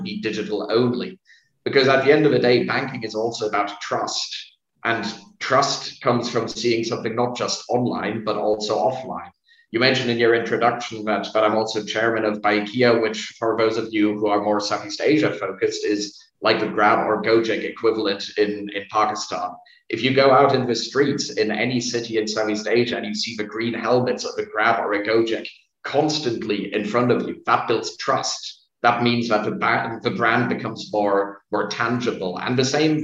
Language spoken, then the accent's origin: English; Germany; I'm not Vietnamese by origin. I was born in Germany